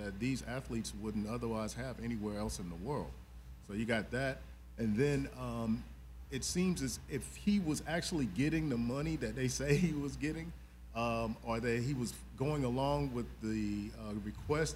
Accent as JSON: {"language": "English", "region": "South Carolina", "country": "United States", "moved": "yes", "lives_now": "Atlanta, United States", "said": "live in Atlanta, originally from South Carolina"}